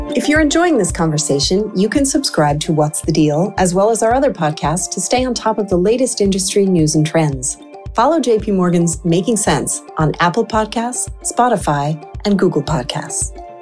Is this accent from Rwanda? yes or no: no; Canada; moved away as an adult; now in New York, United States; As a Canadian expat myself